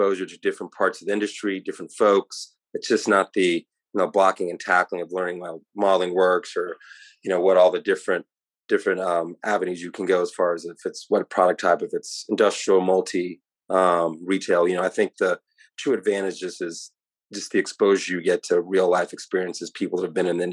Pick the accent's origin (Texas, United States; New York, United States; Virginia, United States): Texas, United States; Irving; I grew up in Dallas, Texas, specifically Irving, Texas, went to Irving MacArthur